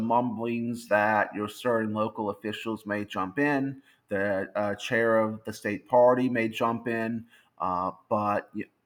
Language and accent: English; Louisiana, United States; my home state of Louisiana